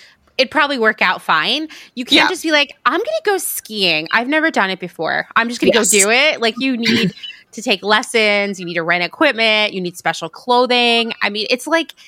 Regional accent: Pennsylvania, United States; where I grew up in Pennsylvania

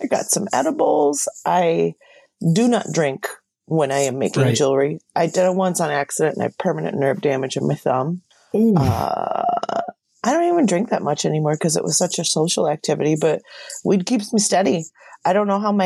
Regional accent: Washington, United States; moved away as an adult; also born or lived in Tacoma / Minneapolis; growing up in Washington State

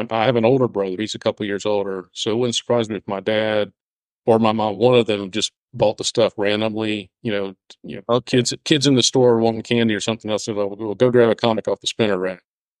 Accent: North Carolina, United States; born and raised in North Carolina. I live outside of Charlotte right now.

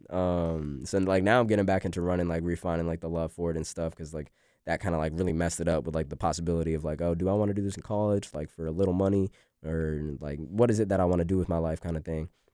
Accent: Raleigh, North Carolina, United States; also born or lived in Boston; now in Boone, United States; we came down here to Cary, um, and I grew up, like, mainly, like, between, like, Cary and Raleigh

